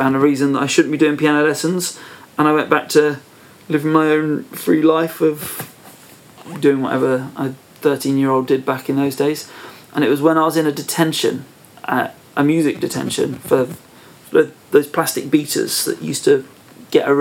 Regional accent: Perranporth, South West England, United Kingdom; also born or lived in Truro; I was born in Trillisk, but I'm from Perranporth

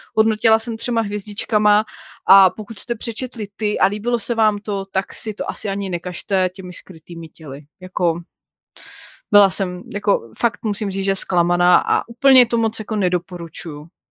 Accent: Czechia; my jako Češi

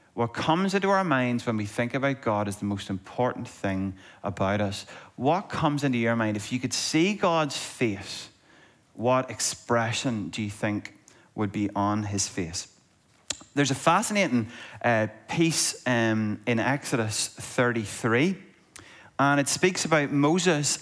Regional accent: Monaghan, Ulster, Ireland; there's certain words that I say weird because I'm from Monaghan

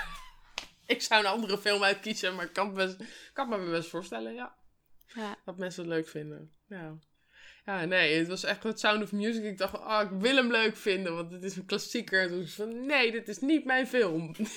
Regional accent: Netherlands; toen woonde ik blijkbaar in Nederland

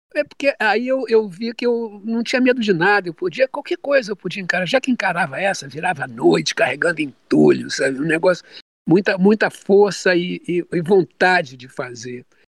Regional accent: Rio de Janeiro, Brazil; also born or lived in Olaria, Rio de Janeiro; A minha infância foi em Bom Sucesso, nessa igreja

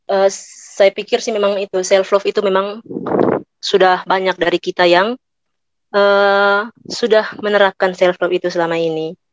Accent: East Nusa Tenggara, Indonesia; Saya asalnya dari Malaka dan Manggarai karena bapak mama saya berasal dari dua daerah itu.

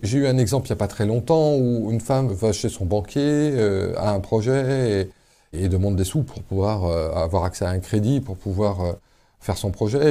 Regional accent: Paimpol, Brittany, France; Moi, je suis né à Paimpol, dans les Côtes d'Armor

